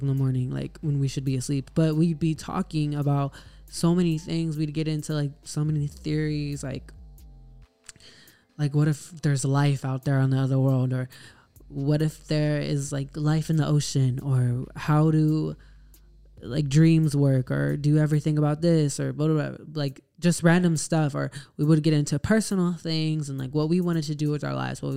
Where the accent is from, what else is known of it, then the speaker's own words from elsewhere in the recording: Texas, United States; I am from Texas.